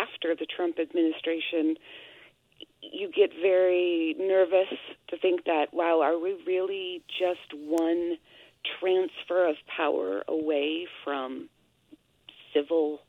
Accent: United States; now in Quebec, Canada; as an American

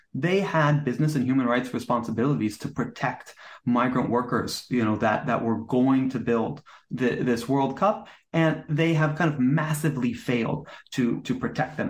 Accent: United States; I'm American

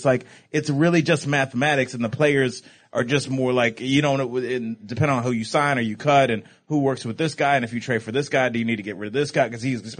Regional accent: Cleveland, Ohio, United States; I'm from Cleveland.

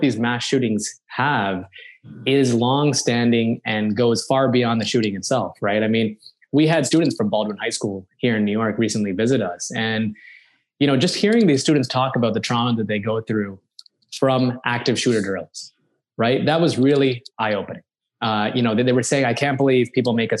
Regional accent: Canada; moved away as an adult; also born or lived in Chicago; now in United States; I am initially, I'm originally Canadian

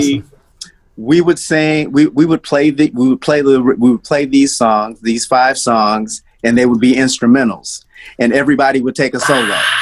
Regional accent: Detroit, Michigan, United States; also born or lived in Nashville, Tennessee; I was born in Nashville, and we left. My family left Nashville when I was uh, probably four years old, and then we moved to Detroit

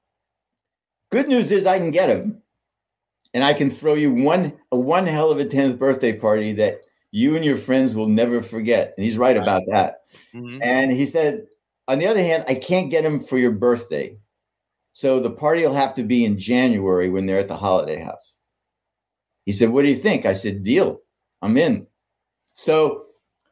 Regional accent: Pittsburgh, Pennsylvania, United States; I grew up in Pittsburgh

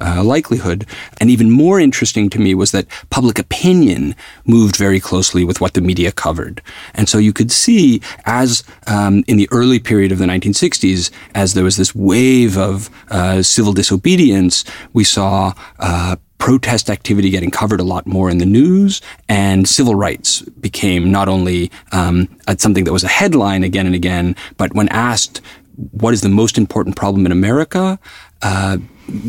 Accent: New York, United States; I grew up in New York at a time where I was like a child of the civil rights movement

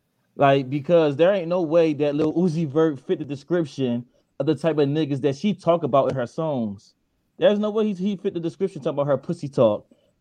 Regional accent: Philadelphia, Pennsylvania, United States; because he's from Philly, and I'm from Philly. I feel like a sellout saying

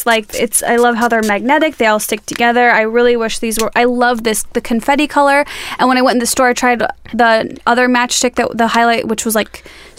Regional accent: Illinois, United States; now in Southern California, United States; once I moved into this climate from Illinois to California, Southern California

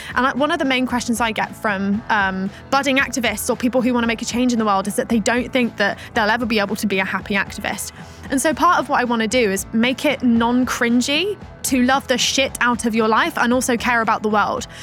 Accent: Plymouth, South West England, United Kingdom; when I grew up in Plymouth

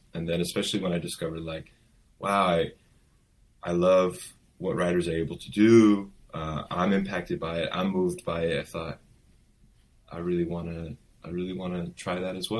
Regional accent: Los Angeles, California, United States; also born or lived in Iran; I was born first generation American. So I was born here in the States after my parents had emigrated here. Okay. And grew up in the Valley.

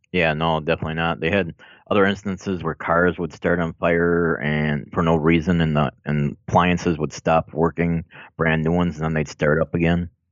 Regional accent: Minocqua, Wisconsin, United States; also born or lived in Milwaukee, Wisconsin; I was born in Milwaukee, but I moved up to Minocqua area in northern Wisconsin when I was about six or seven years old

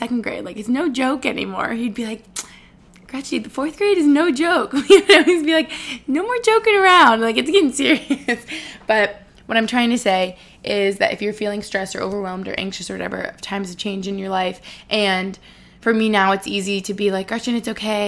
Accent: Albany, New York, United States; moved away as an adult; now in Boston, United States; I moved here when I was 18 for college

